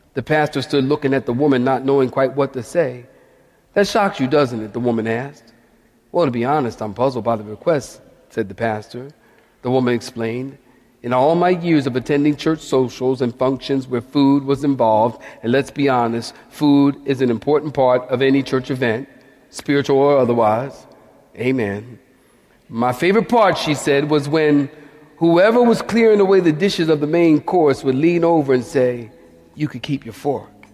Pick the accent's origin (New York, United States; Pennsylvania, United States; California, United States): Pennsylvania, United States; Philadelphia